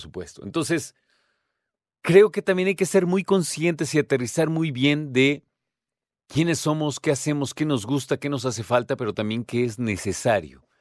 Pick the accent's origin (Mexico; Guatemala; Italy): Mexico; como mexicanos